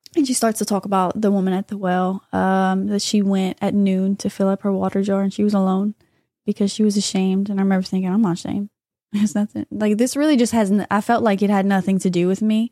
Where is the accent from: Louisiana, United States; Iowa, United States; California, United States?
Louisiana, United States; New Iberia; I'm from New Iberia